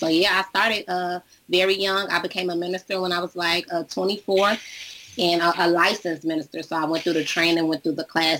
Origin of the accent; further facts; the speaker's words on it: Chicago, Illinois, United States; I'm from Chicago, born and raised in Chicago